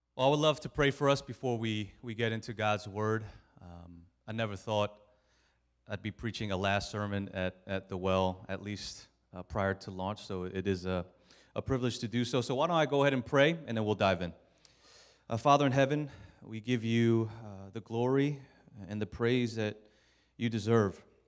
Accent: Maryland, United States; moved away as an adult; also born or lived in Norristown, Pennsylvania; I'm from Maryland

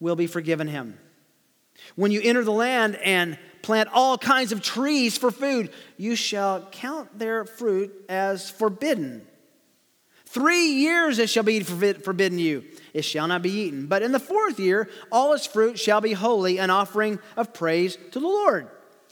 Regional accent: Tennessee, United States; as we used to say growing up in Tennessee

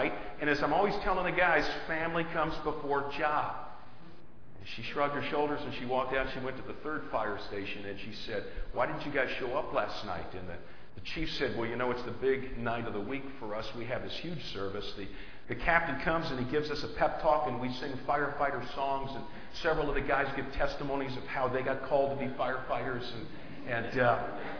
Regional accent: Batavia, United States; my hometown of Batavia

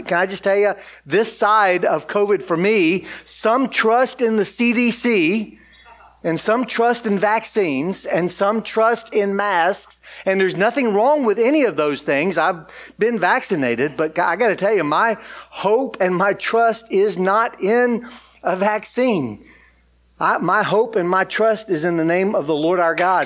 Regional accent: Georgia, United States; moved away as an adult; now in Austin, United States; I'm from Georgia

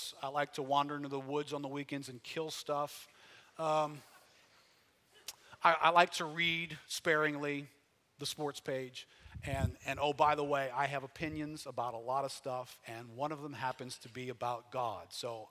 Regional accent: Metairie, Louisiana, United States; also born or lived in New Orleans; Okay, I'm some dude from Metairie. Call me …. I'm like everybody else from Metairie. I grew up somewhere in the New Orleans area.

